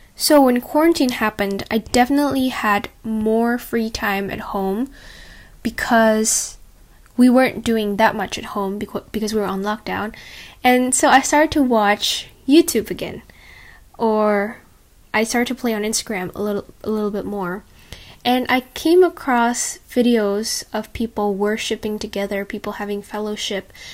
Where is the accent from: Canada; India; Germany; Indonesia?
Indonesia; now in Australia; get back to Indonesia and be surrounded by the friends that I already knew since I was a little girl